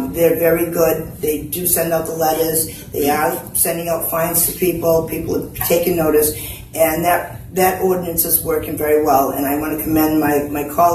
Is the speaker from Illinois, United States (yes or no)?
no; New Bedford, Massachusetts, United States; I did grow up in New Bedford. I grew up in Blue Meadows Projects